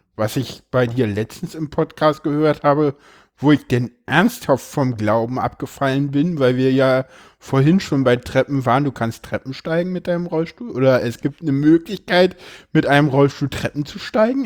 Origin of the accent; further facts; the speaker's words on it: Berlin, Germany; ich komme ja hier aus Berlin